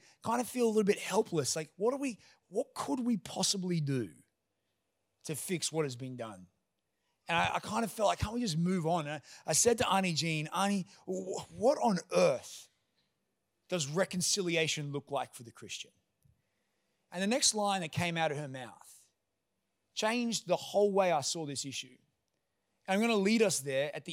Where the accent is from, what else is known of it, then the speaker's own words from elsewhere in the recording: Toowoomba, Queensland, Australia; I grew up in Toowoomba amongst a white community from obviously a white family.